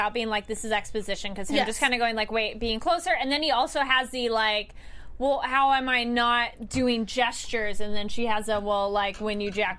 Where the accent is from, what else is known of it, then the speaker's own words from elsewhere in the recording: California, United States; I'm not necessarily like, I'm American. I'm like, no, I'm Californian.